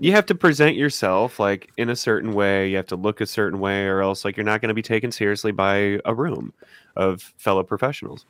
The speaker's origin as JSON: {"language": "English", "region": "Missouri", "country": "United States", "tie": "born or raised there", "said": "I'm from, I'm from Missouri"}